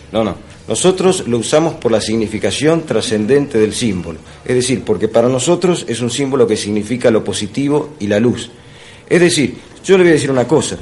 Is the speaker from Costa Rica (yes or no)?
no; Argentina